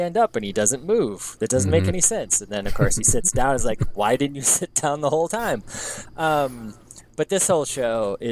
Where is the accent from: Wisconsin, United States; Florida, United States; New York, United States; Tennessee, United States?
Wisconsin, United States; Madison; moved away; I'm from Madison, so, or outside of Madison